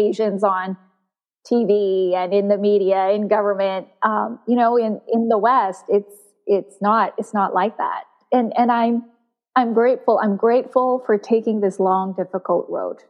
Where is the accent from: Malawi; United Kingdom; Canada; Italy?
Canada; Burnaby, British Columbia; also born or lived in South Korea; I grew up in Vancouver, in a suburb of Vancouver, Burnaby.